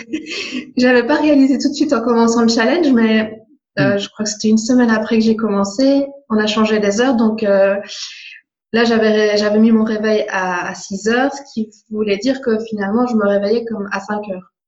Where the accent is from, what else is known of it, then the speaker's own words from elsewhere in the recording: Belgium; je viens de Belgique